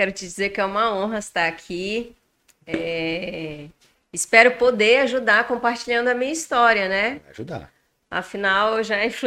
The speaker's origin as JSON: {"language": "Portuguese", "town": "Porto Velho", "region": "Rondônia", "country": "Brazil", "tie": "born or raised there", "lives_now": "Manaus, Brazil", "said": "Sou natural de Porto Velho, Rondônia. Estou em Manaus há apenas um ano e dois meses."}